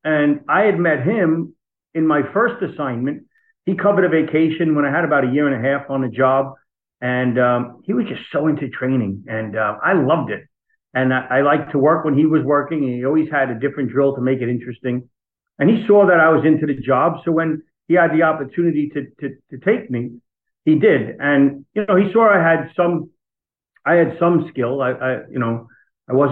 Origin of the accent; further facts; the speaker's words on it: Long Island, New York, United States; I was born on Long Island. I am one of six children, three boys and three girls. And I live on Long Island still today. That's where I've always lived